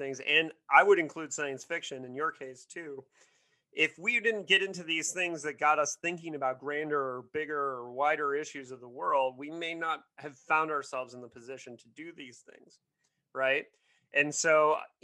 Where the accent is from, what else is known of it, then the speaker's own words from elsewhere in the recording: Bloomington, Indiana, United States; I grew up in Bloomington, which is like the Berkeley of Indiana.